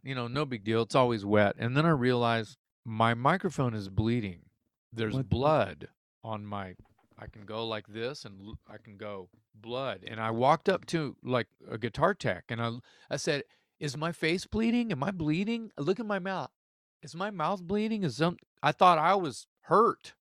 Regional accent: the South, United States; we're from South

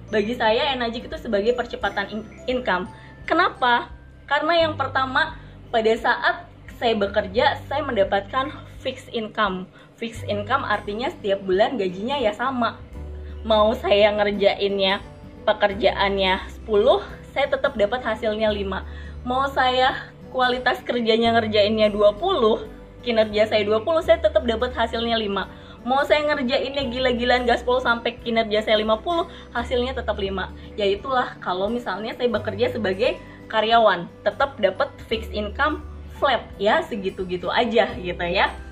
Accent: Serang, Banten, Indonesia; saya dari Serang.

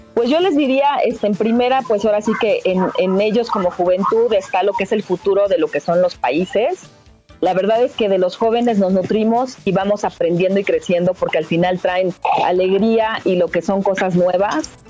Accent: Mexico; soy ciudadana mexicana

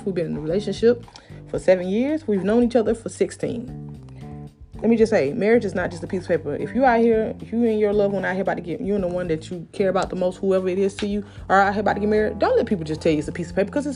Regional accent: Columbus, Georgia, United States; down here in my city, because I'm from Columbus, Georgia

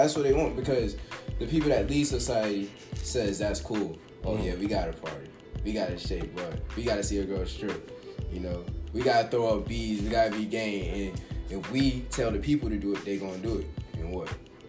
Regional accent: Raleigh, North Carolina, United States; I'm born and raised in the Cush 1-9. Raleigh, Cush, Carolina. You already know, man. Wake and Bake County. This is my turf, bro. Like, I'm proud to be from North Carolina.

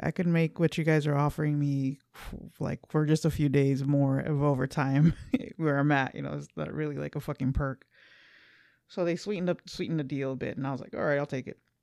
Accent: Los Angeles, California, United States; we're from L A.

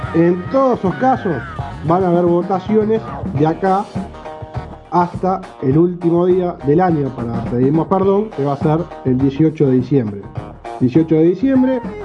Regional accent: Uruguay; vivimos acá. somos uruguayos

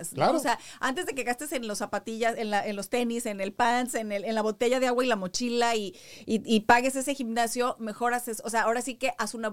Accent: Mexico; yo soy mexicana

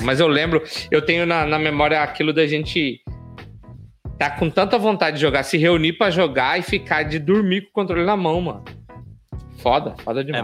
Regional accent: Alto Araguaia, Mato Grosso, Brazil; E eu sou de Altaraguaia, sou do interior do estado aqui

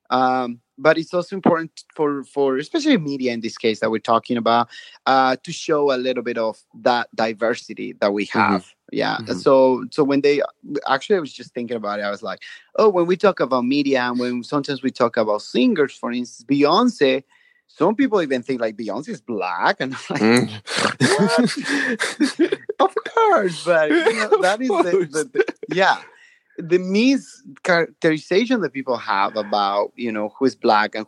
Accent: Bolivia; moved away; I'm from Bolivia.

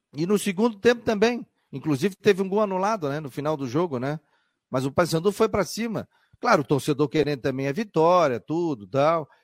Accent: Florianópolis, Santa Catarina, Brazil; Eu, como florianopolitano, eu sou de Floripa, eu sou da terra.

